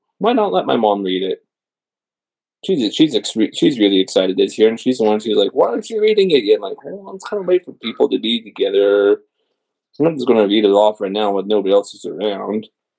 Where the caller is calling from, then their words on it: Green Valley, Arizona, United States; A little bit south of Tucson in Green Valley.